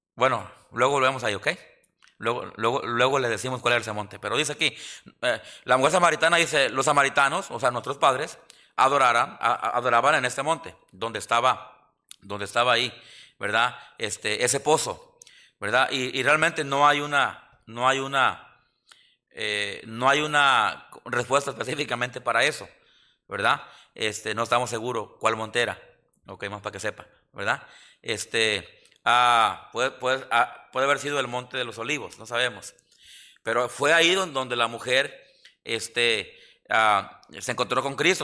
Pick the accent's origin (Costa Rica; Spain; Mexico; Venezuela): Mexico; now in Yakima, United States; los mexicanos somos bien supersticiosos